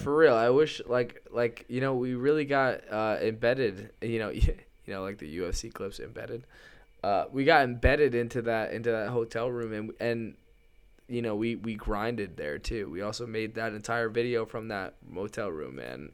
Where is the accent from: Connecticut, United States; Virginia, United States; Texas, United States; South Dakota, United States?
Connecticut, United States; we're from Connecticut and we grew up right next to those tobacco fields.